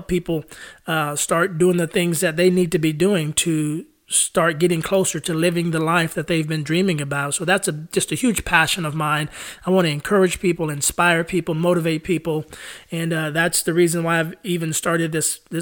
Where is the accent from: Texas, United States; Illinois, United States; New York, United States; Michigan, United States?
Texas, United States; San Antonio; moved away as an adult; now in Nashville, United States; I'm originally from San Antonio, Texas. I moved to Nashville, Tennessee, where I've been living here for the past 11 years.